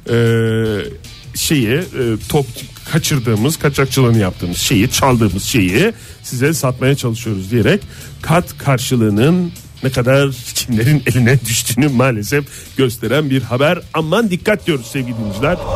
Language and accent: Turkish; İzmir, Turkey; ben de bir İzmirli olarak burada müdahale